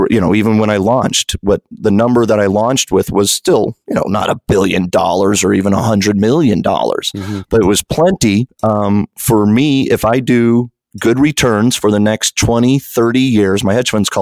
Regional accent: New Mexico, United States; moved away; you got one of the most famous people in the world from my hometown

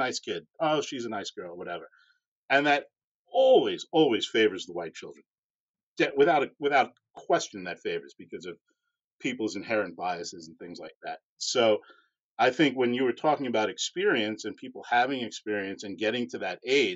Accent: Long Island, New York, United States; moved away; also born or lived in Houston; growing up on Long Island

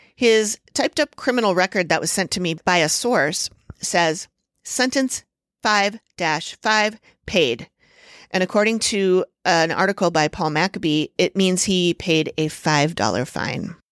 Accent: Minneapolis, Minnesota, United States; I've lived here all my life

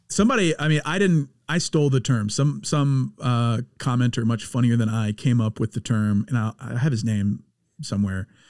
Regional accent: Louisiana, United States; I'm being from Louisiana

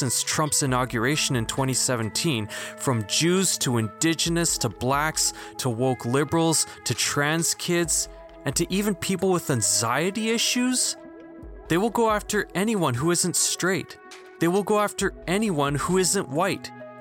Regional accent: Philippines; I'm a Filipino now agnostic

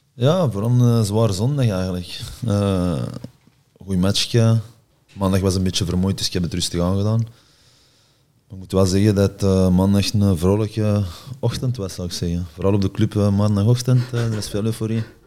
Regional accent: Antwerp, Flanders, Belgium; moved away as an adult; also born or lived in Rome / Milan; Ik ben van Antwerpen zelf

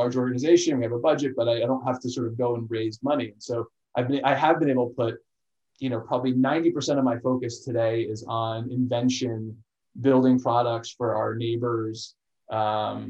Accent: Chester, New Jersey, United States; moved away as an adult; also born or lived in Boston, Massachusetts; So I grew up in New Jersey. For people actually probably know Northern Jersey in Chester, near Morristown

